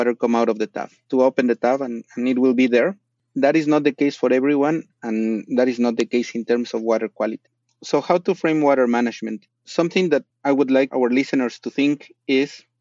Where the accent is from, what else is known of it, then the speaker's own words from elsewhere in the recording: Mexico City, Mexico; moved away as an adult; So I was born in Mexico City, La Ciudad de Mexico. Grew up there 26 years of my life.